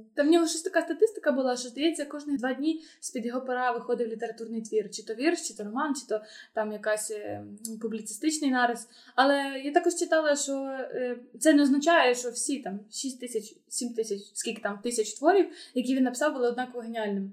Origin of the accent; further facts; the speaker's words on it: Volodymyr, Volyn Oblast, Ukraine; now in Lviv, Ukraine; Я просто виросла в Володимирі, де не було такого двіжу